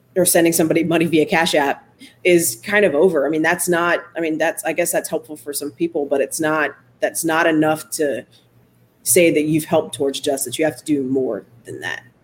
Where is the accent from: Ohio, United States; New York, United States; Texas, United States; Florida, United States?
Ohio, United States; Solon; also born or lived in Warrensville Heights, Ohio / Sacramento, California; I grew up in Solon in the late 80s, early 90s. I graduated in 95.